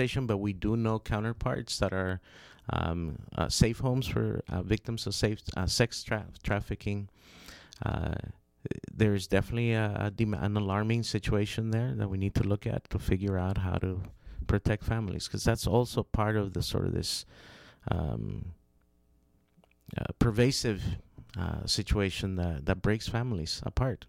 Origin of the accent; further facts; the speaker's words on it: Honduras; I'm from Honduras